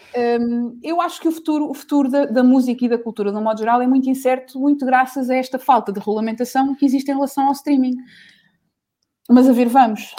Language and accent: Portuguese; Portugal; nós somos portugueses